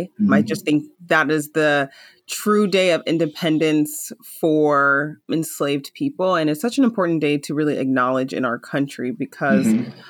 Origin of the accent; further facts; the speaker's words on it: Missouri, United States; I am from Missouri, which it's weird for me when people call it the South. I think it's the Midwest